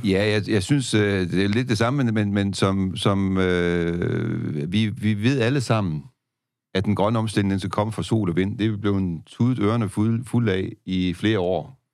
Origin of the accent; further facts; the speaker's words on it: Denmark; som danskere